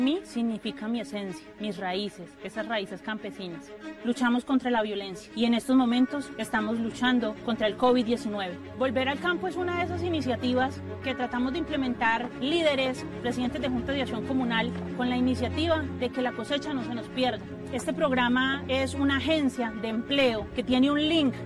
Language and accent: Spanish; Colombia